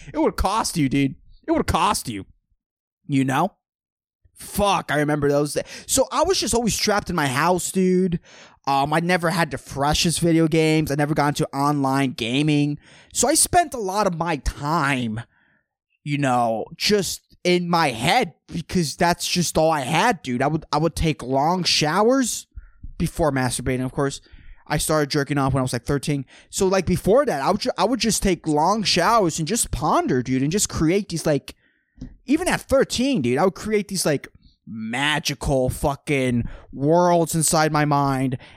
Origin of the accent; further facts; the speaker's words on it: San Lorenzo, California, United States; Growing up in San Lorenzo, dude, in a public school